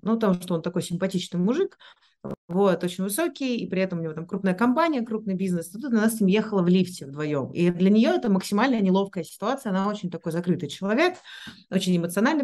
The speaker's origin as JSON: {"language": "Russian", "region": "Moscow", "country": "Russia", "tie": "born or raised there", "also_born_or_lived": "Switzerland / Singapore", "moved": "yes", "said": "я там родилась в Москве, я училась в Швейцарии, я жила в Сингапуре"}